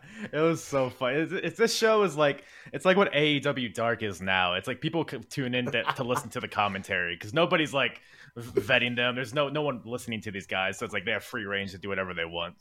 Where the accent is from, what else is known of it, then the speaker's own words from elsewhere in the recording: United States; as an American